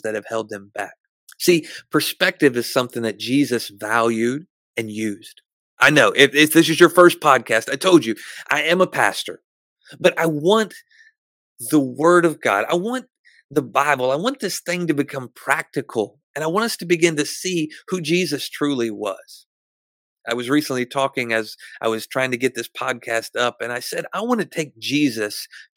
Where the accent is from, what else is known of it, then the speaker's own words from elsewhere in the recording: Arkansas, United States; moved away; go back to Arkansas and minister in my hometown through my dad's church